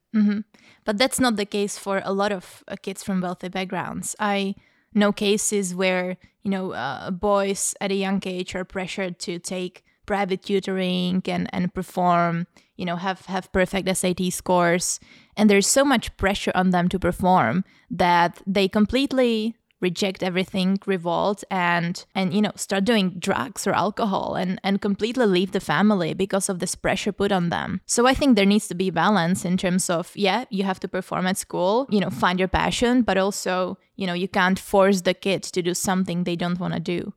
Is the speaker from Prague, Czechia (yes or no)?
yes; Prague, Czechia; moved away as an adult; now in London, United Kingdom; I come from the Czech Republic, from Prague, and I I grew up in a sort of low, low to middle class, um, background